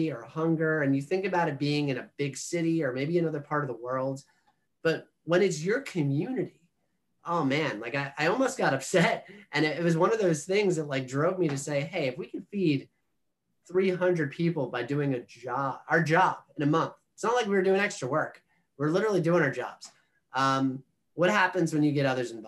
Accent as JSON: {"language": "English", "area": "Monmouth County", "region": "New Jersey", "country": "United States", "tie": "born or raised there", "said": "I'm from Monmouth County, New Jersey"}